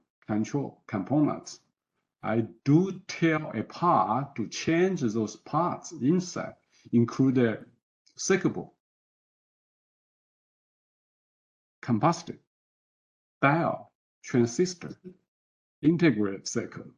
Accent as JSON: {"language": "English", "country": "China", "tie": "born or raised there", "also_born_or_lived": "Foster City, United States", "moved": "as an adult", "lives_now": "United States", "said": "I was born and educated from China."}